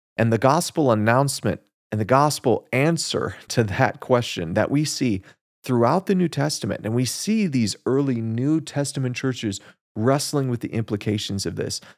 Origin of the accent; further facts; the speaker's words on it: United States; as Americans